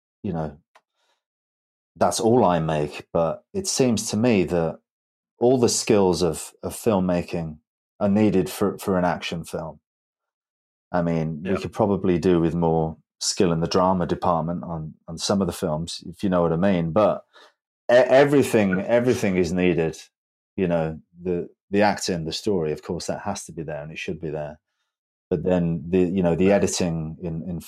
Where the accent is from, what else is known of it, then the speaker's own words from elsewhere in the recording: Birmingham, West Midlands, United Kingdom; not far from where I live because I'm from Birmingham